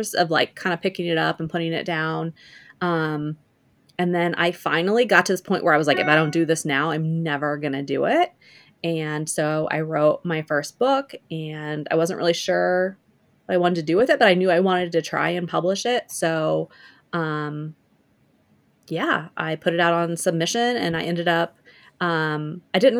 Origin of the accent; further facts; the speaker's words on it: rural Missouri, United States; moved away as an adult; I grew up in the Midwest in Missouri, a small town in rural Missouri